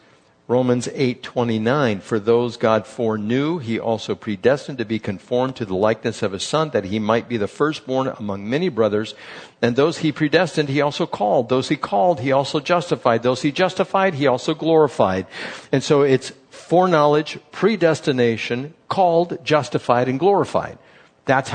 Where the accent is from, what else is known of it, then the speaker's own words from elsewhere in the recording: Chula Vista, California, United States; also born or lived in El Cajon; now in Lakeside, United States; I grew up in Chula Vista